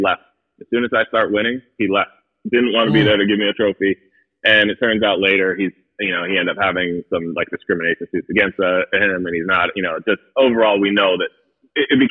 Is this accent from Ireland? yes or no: no; Connecticut, United States; I grew up in Connecticut.